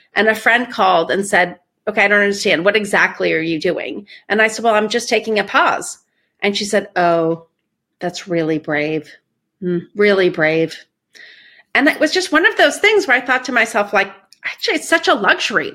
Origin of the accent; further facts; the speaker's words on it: Iran; moved away; I grew up in Iran. We left in the middle of a revolution